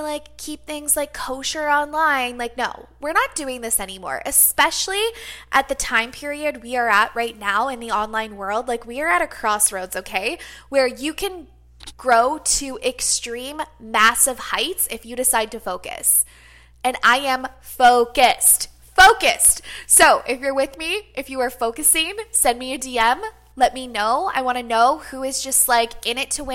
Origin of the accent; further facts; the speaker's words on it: Canada; being a Canadian